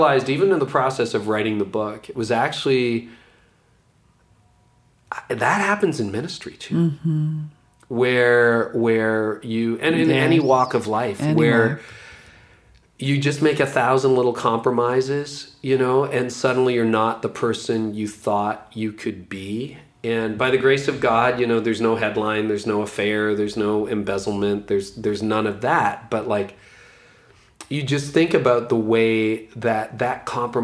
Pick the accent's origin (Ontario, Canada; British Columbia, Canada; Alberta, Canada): Ontario, Canada; a really good law firm in my hometown, a small town in Ontario